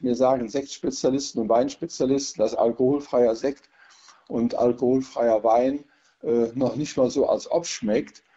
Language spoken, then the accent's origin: German; Rhineland, Germany; Als Rheinländer